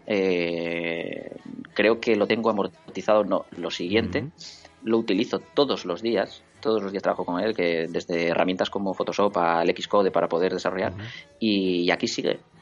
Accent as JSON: {"language": "Spanish", "town": "Oviedo", "region": "Asturias", "country": "Spain", "tie": "born or raised there", "also_born_or_lived": "Gijón", "said": "Nací en Oviedo"}